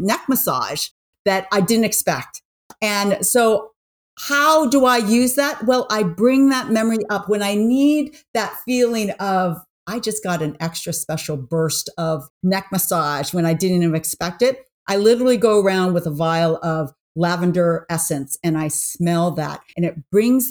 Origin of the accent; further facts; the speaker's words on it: New York, United States; I'm from New York.